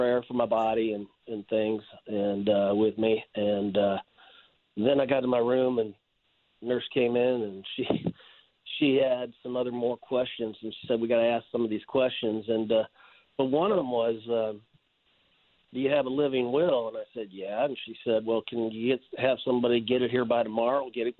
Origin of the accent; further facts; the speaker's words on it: Chicago, Illinois, United States; Even though I'm from Chicago, I still listen to you guys on the .com app.